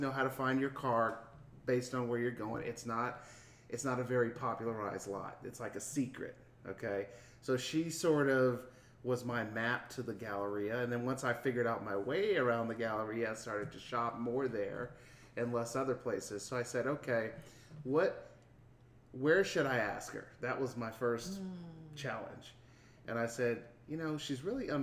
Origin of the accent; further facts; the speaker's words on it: Houston, Texas, United States; I'm from Houston